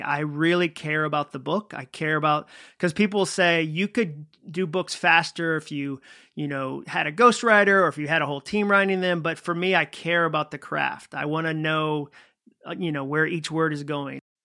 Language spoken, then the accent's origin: English; Massachusetts, United States; moved away as an adult; also born or lived in Birmingham, Alabama; I grew up in Massachusetts